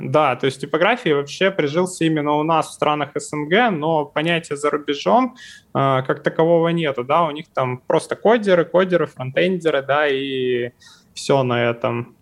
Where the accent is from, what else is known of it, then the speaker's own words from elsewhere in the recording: Far East, Russia; я вот, например, с Дальнего Востока, у нас тут вообще все плачевно с зарплатами